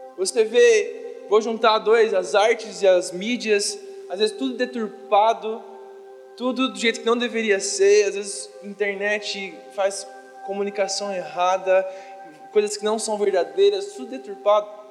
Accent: Brazil; nós, como brasileiros

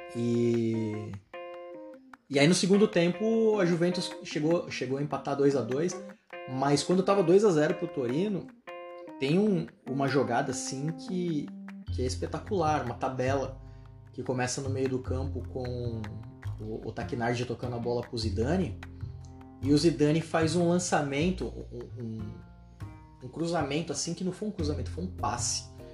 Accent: Brazil; also born or lived in São Paulo; eu sou brasileiro

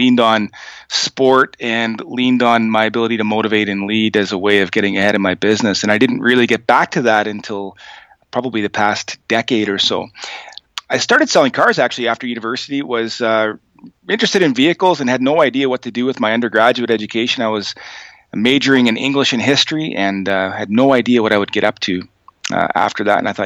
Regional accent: a small town in New Brunswick, Canada; also born or lived in Fredericton, New Brunswick / Sackville, New Brunswick; I'm from a small town in New Brunswick, Canada. I'm Canadian, a town of about 1,200 people, and I lived there, most of my childhood, attended high school in a city called Fredericton

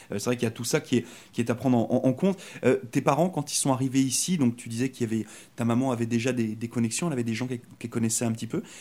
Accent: France; moved away as an adult; now in Canada; moi je suis arrivé de France il y a, trois ans. Puis euh, c'est vrai que bah, moi j'ai décidé de venir ici au Canada pour euh, changer un petit peu de vie

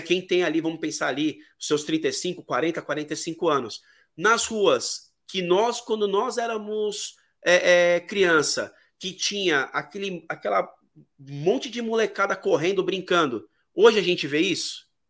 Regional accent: São Paulo, Brazil; Eu sou de São Paulo

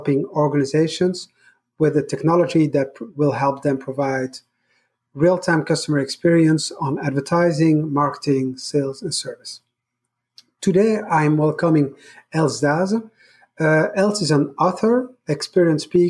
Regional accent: Brussels, Brussels-Capital Region, Belgium; I grew up in Brussels, where my parents had shops

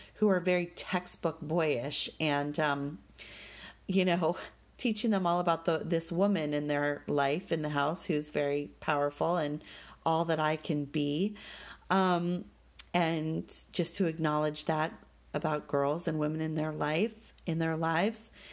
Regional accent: Denver, Colorado, United States; growing up in Denver

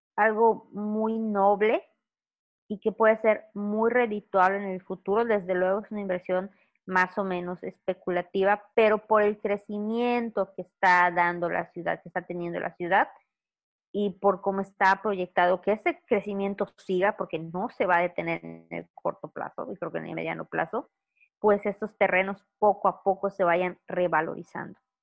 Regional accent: Mérida, Yucatán, Mexico; also born or lived in Campeche / Ciudad del Carmen / Chetumal; yo soy de Yucatán, orgullosamente yucateca

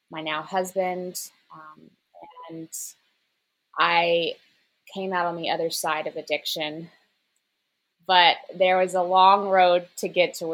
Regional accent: Memphis, Tennessee, United States; moved away as an adult; also born or lived in New York; So, I'm from Memphis, Tennessee, home of the blues.

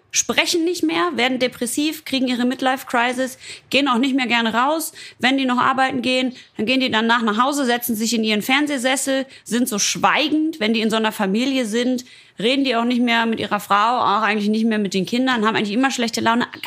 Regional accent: Ruhr area, North Rhine-Westphalia, Germany; ich komme ja aus dem Ruhrpott

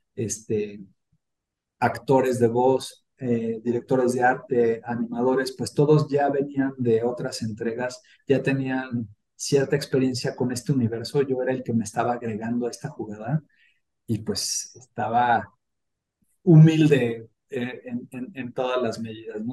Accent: Mexico; los que somos mexicanos

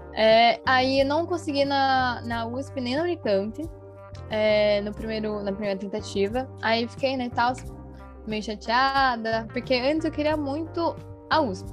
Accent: Jundiaí, São Paulo, Brazil; sou do estado de São Paulo, na verdade, mas eu sou de Jundiaí

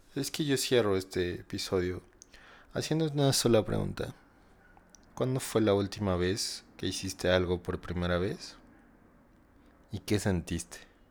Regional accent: Mexico; somos los mexicanos

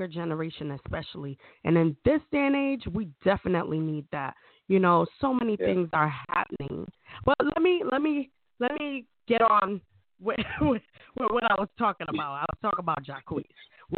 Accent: Jamaica; I'm Jamaican

